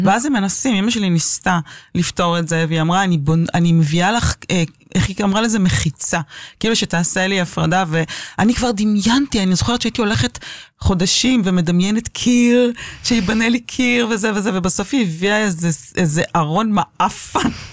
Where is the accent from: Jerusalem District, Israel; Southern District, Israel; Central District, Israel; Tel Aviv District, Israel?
Tel Aviv District, Israel; Tel Aviv; נולדתי בתל אביב וגדלתי בתל אביב